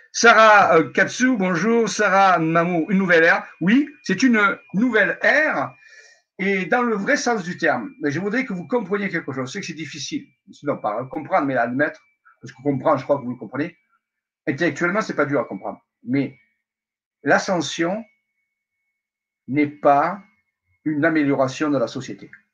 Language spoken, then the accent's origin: French; Marseille, Provence-Alpes-Côte d'Azur, France; je suis marseillais.